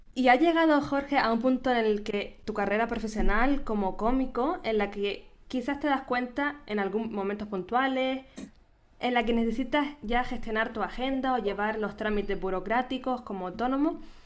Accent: Canary Islands, Spain; nacida en Canarias

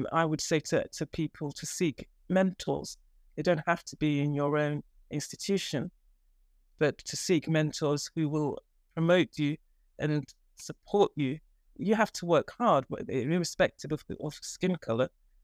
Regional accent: Nigeria; moved away as an adult; now in England, United Kingdom; when I came, I trained in Nigeria. And when I came from Nigeria to England, the first job I got was a house officer post in Old Church Hospital.

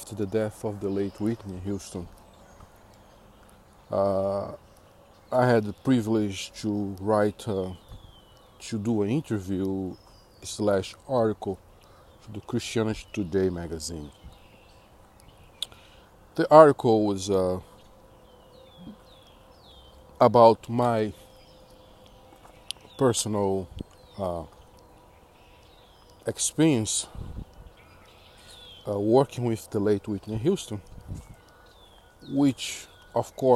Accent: Brazil; moved away; born and raised in Brazil

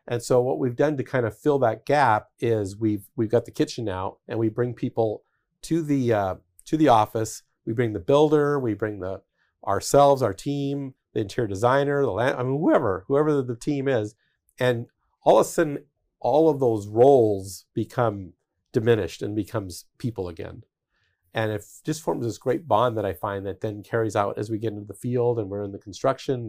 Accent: Denver, Colorado, United States; I grew up in Denver

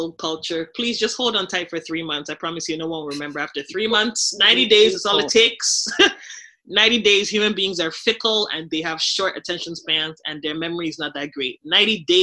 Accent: Nigeria; I'm real Nigerian

